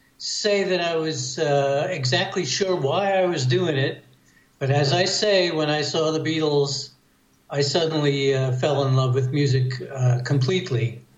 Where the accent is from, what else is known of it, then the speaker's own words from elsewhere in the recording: New York City, New York, United States; I grew up in Manhattan in New York City, so nobody had a garage.